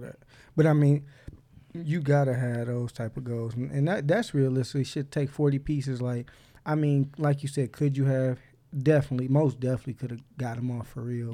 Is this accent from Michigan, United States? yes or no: yes; Inkster, Michigan, United States; I grew up in Inkster